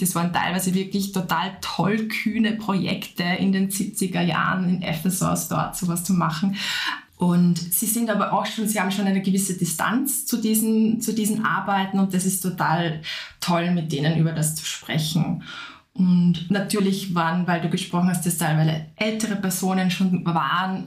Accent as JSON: {"language": "German", "region": "Upper Austria", "country": "Austria", "also_born_or_lived": "Vienna", "moved": "as an adult", "said": "Ich komme ursprünglich aus Oberösterreich, habe dann in Wien Konservierung und Restaurierung studiert"}